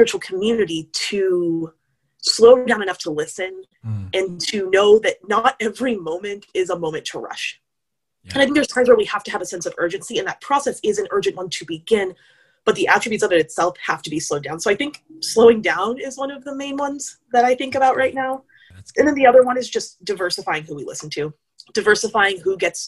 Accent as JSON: {"language": "English", "country": "United States", "said": "I am an American"}